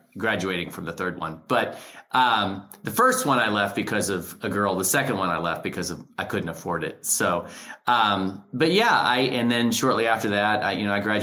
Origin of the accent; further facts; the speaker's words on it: Hutchinson, Kansas, United States; moved away as an adult; now in St. Louis, United States; I'm a Kansan. I grew up in Hutchinson, Kansas, and I love my Sunflower State.